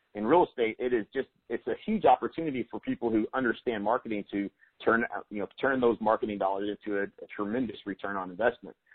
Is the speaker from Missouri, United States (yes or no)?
no; Lawton, Oklahoma, United States; I'm from Lawton, Oklahoma. It's a pretty small town